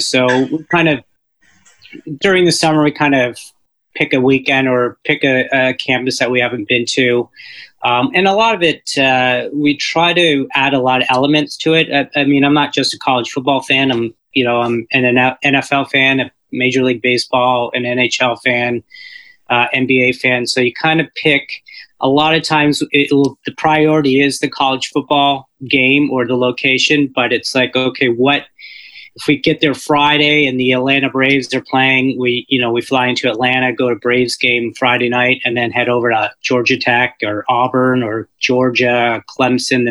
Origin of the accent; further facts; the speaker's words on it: Windsor, Ontario, Canada; growing up in Windsor, Ann Arbor, University of Michigan is right across the river